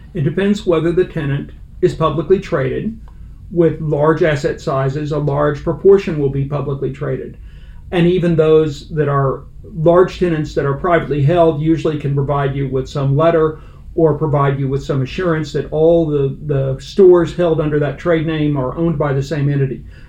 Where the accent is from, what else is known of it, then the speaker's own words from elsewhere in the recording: Fort Worth, Texas, United States; moved away; also born or lived in Cincinnati; I'm a Texan. It starts there. I'm a Fort Worth native, and I went through the urban public schools